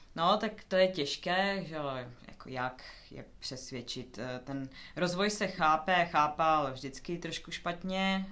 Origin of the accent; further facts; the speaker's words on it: Ostrava, Moravian-Silesian Region, Czechia; moved away as an adult; now in Denmark; Já jsem sama původem z Ostravy